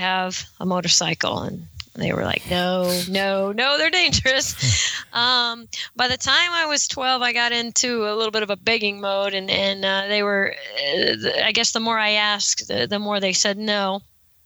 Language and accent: English; Monterey County, California, United States; I am from Monterey County in California